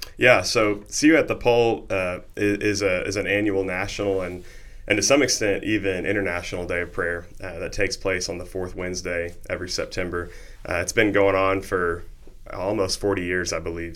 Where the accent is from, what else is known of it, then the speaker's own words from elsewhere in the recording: Noble, Oklahoma, United States; I grew up in Noble, Oklahoma